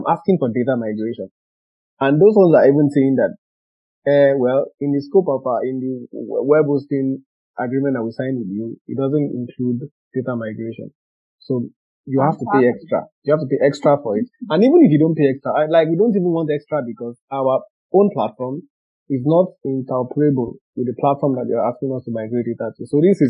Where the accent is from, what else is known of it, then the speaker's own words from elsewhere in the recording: Nigeria; English is a second language; I'm Nigerian, but I fall under the scope of GDPR.